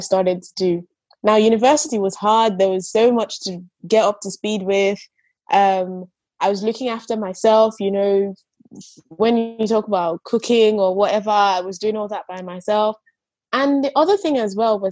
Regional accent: Nigeria; I grew up in Nigeria

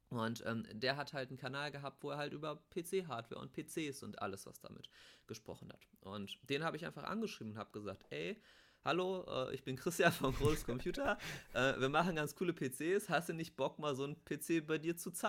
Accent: Bochum, North Rhine-Westphalia, Germany; also ich komme ja aus Bochum, der kam auch aus dem Ruhrgebiet

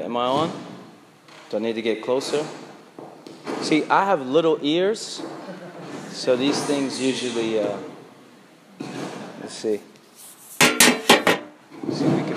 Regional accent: Brooklyn, New York, United States; It's also good to be back in Brooklyn. I'm a Brooklyn native

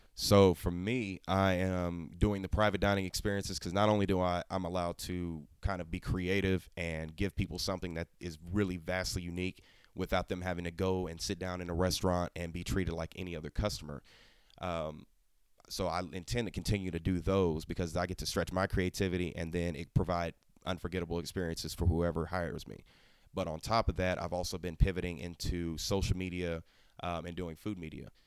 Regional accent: Oklahoma, United States; I'm from Oklahoma.

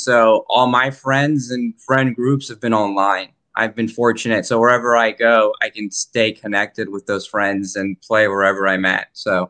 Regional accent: California, United States; also born or lived in Spain / Kentucky / Florida / Texas; I was born in Spain and I've grown up, I mean, everywhere, Kentucky, California, Florida, and Spain, and Texas are the main places I've lived.

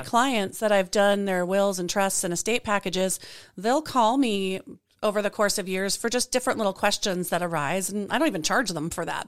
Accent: Colorado, United States; now in Spokane, United States; I am from Colorado, people. I am now in Spokane, but I am from Colorado.

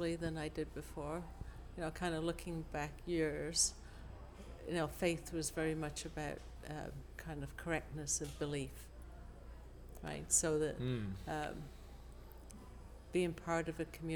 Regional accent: England, United Kingdom; moved away; also born or lived in Australia / Adelaide; I grew up in England, and then my parents emigrated to Australia.

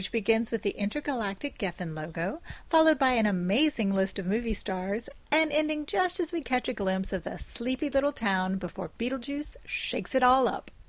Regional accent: the South, United States; we're all from the South.

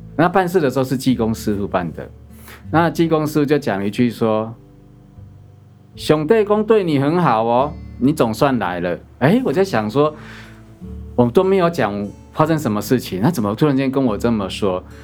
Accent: Chiayi, Taiwan; 我小时候的原生家庭，我本身土生土长是在嘉义，那我们的乡下

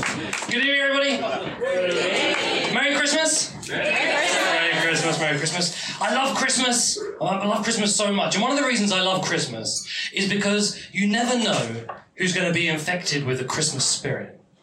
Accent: United Kingdom; I'm British

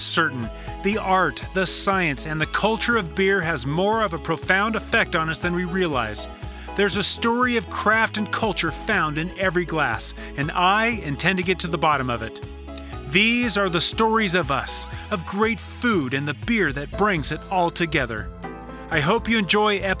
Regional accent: Southern California, United States; Growing up in Southern California, I was definitely exposed to Spanish

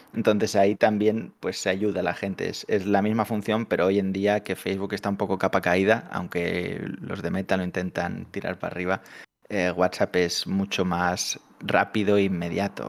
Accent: Catalonia, Spain; somos catalanes

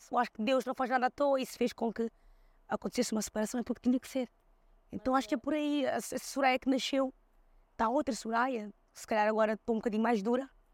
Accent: Seixal, Lisbon, Portugal; also born or lived in Switzerland / Cape Verde; Que é a nossa casa, onde eu também cresci, eh, no Seixal

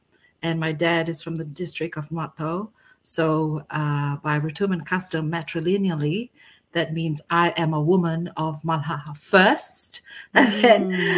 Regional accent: Fiji; moved away as an adult; now in New Zealand; I was born and raised in Fiji, educated in Fiji, moved to New Zealand in 2007, and I've been here since 2014.

